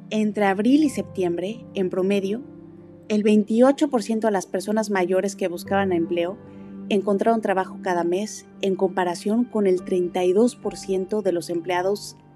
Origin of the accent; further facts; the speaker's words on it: Mexico; la identidad que tenemos como mexicanos